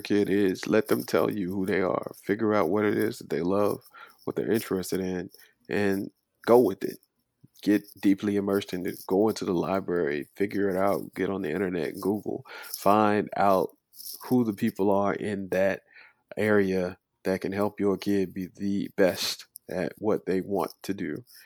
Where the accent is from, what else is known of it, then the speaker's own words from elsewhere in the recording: Dundee, Florida, United States; also born or lived in Los Angeles, California; I'd say that I was from Dundee, Florida, but I also lived in Los Angeles from nineteen eighty-eight until nineteen ninety-three. And then I came back to Florida after the riots broke out, um, to finish up high school